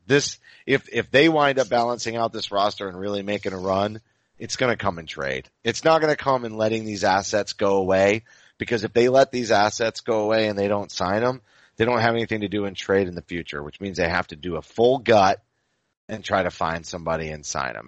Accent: Maine, United States; moved away as an adult; now in Pennsylvania, United States; I'm French and Irish, and I grew up in Maine, so I didn't get sun until I moved down here to Pennsylvania uh, 10 years ago.

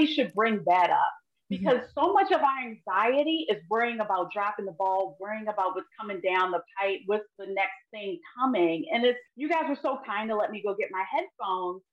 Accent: Baltimore, Maryland, United States; I'm born and raised in Baltimore

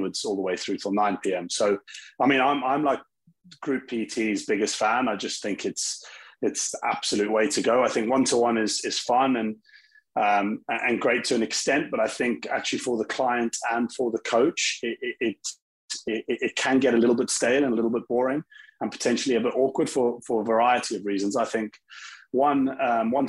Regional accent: South Africa; now in United Kingdom; I'm actually from South Africa originally, very heavy sports country, and kind of born into sport

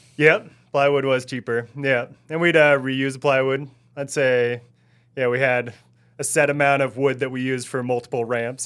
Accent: Oregon, United States; also born or lived in Ottawa, Ontario, Canada; two years after I was born, we moved back to Oregon. And, uh, that's where I'm from, where I feel like I'm still from, no matter what

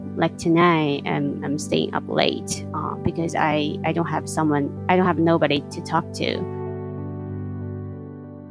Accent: China; I'm from China

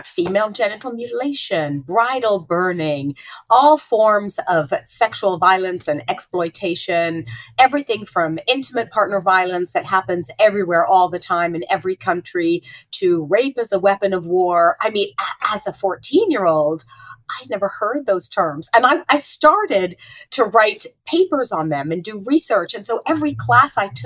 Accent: Saudi Arabia; growing up in Saudi Arabia brought a lot of questions up for me

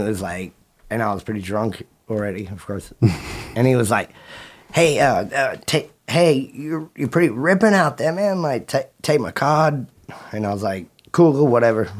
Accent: Australia; moved away as an adult; now in United States; I left Australia

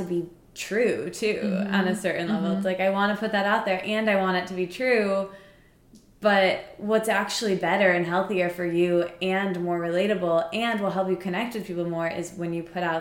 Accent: East Lansing, Michigan, United States; now in New York, United States; I'm from East Lansing.

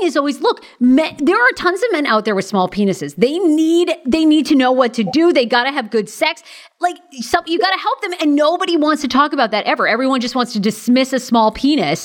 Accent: Maine, United States; moved away; I'm from Maine originally

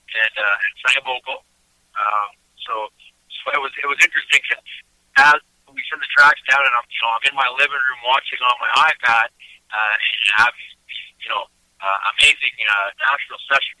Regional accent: Eastern Canada, Canada; now in Calgary, Canada; I come from Eastern Canada, and in Eastern Canada, we're kind of famous for something called kitchen parties

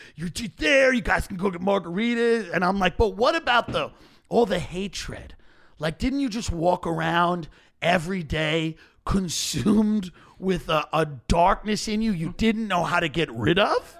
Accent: Long Island, New York, United States; I grew up on Long Island

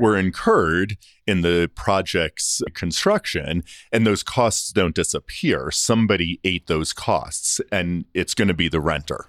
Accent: Long Island, New York, United States; moved away as an adult; also born or lived in Toronto; I grew up on Long Island, so it's not the city. It's not New York

